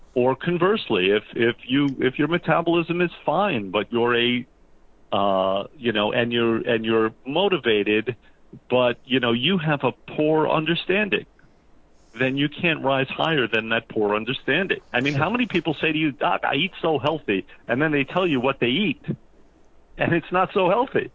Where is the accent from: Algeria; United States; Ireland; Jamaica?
United States; New Jersey; we're from New Jersey